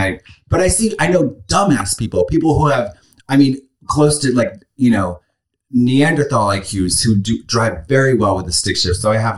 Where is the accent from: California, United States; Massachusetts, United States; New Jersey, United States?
Massachusetts, United States; Boston; moved away; I'm from Boston.